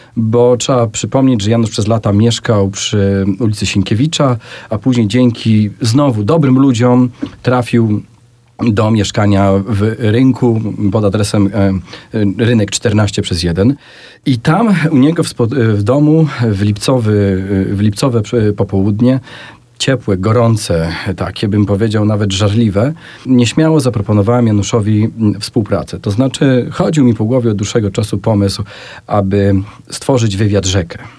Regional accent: Sanok, Subcarpathian Voivodeship, Poland; moved away; obaj pochodzimy z Sanoka i tam też się e, poznaliśmy i się spotkaliśmy

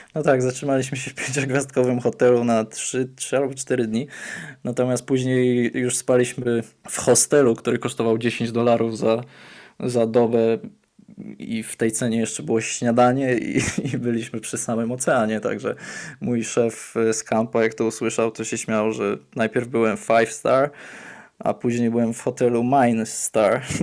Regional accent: near Katowice, Silesian Voivodeship, Poland; moved away; also born or lived in Warsaw, Poland / Atlanta, United States; jestem spod Katowic

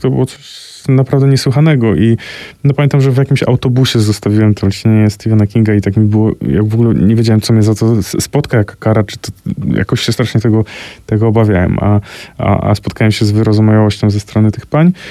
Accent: Koło, Greater Poland, Poland; moim rodzinnym miasteczku

